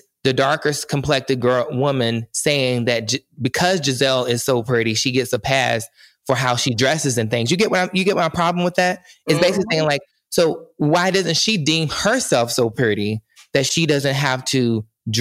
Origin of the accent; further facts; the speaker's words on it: the South, United States; I grew up in the South